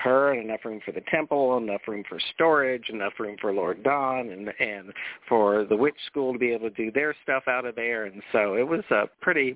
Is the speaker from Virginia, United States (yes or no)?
no; Jacksonville, Florida, United States; moved away; also born or lived in Colorado; I was born and raised here in Jacksonville, but my parents divorced, and when my mom and stepdad married, they bought a dude ranch in the mountains of Colorado